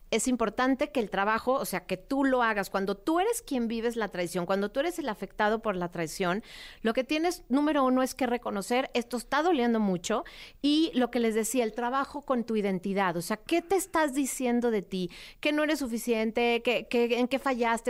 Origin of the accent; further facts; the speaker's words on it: Mexico City, Mexico; Viví primero en una que se llamaba, se llamaba Prado Churbusco y después en San Ángel